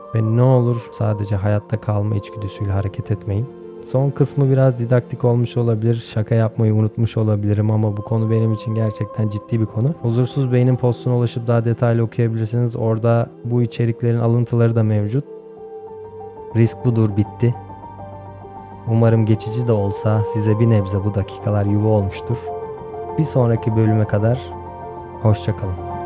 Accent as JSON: {"language": "Turkish", "country": "Turkey", "also_born_or_lived": "Kalkan / Istanbul"}